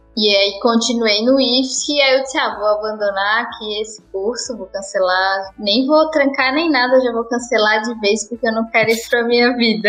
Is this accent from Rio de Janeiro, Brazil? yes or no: no; Tijucas, Santa Catarina, Brazil; also born or lived in Florianópolis; eu sou da cidade de Tijucas, aqui em Santa Catarina